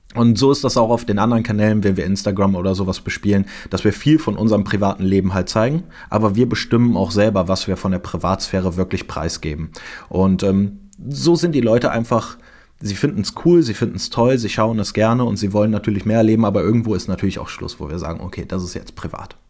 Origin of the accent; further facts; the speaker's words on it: Cologne, North Rhine-Westphalia, Germany; Ich bin in Köln geboren